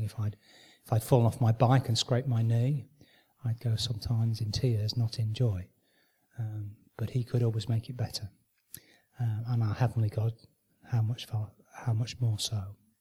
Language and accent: English; Manchester, North West England, United Kingdom; I was born and brought up in Manchester